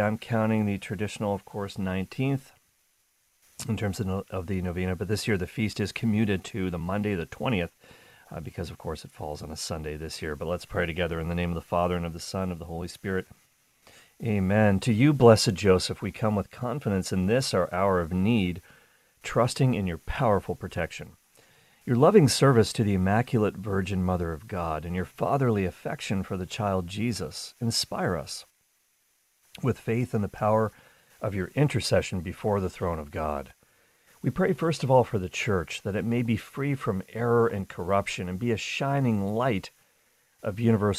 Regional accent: Ireland; Well, I can say that. I am Irish, so I am celebrating along with you and those who pretend to be Irish today and are wearing green.

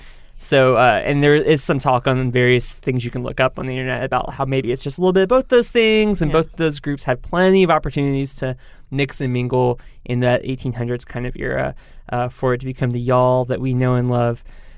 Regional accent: Texas, United States; I'm from Texas and you can tell I'm from Texas because I say y'all.

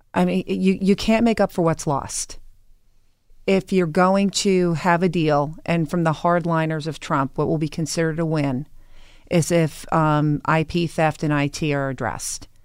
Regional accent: Holbrook, New York, United States; moved away as an adult; now in West Milford, United States; I'm from Long Island. Yeah, I'm from, uh, Holbrook

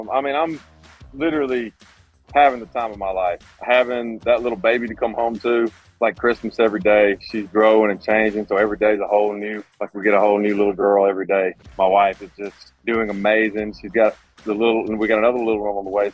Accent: an hour or so from Talladega, the South, Alabama, United States; growing up in the South, and I grew up just an hour or so away from Talladega

